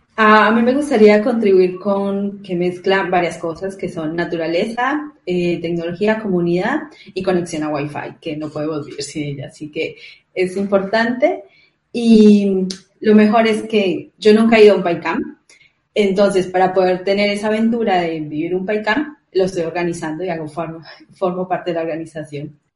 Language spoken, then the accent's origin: Spanish; Colombia; moved away as an adult; now in Spain; soy de Colombia, vivo en España hace tres años también